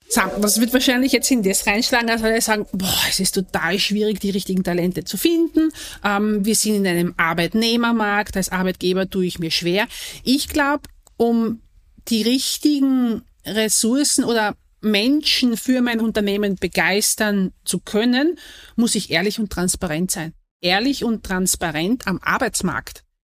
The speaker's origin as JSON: {"language": "German", "region": "southern Austria", "country": "Austria", "said": "Ich komme ja nicht aus dem Wien, sondern ich komme ja aus dem Süden von Österreich"}